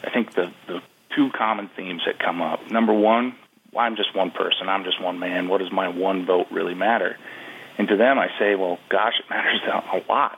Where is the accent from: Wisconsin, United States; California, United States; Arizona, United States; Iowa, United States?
Wisconsin, United States; My home state of Wisconsin